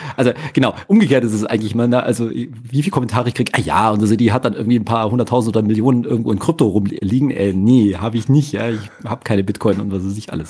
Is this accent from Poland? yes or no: no; Munich, Bavaria, Germany; ich bin aber natürlich hier geboren und hier aufgewachsen, ganz klassisch im Ober, schönen Oberbayern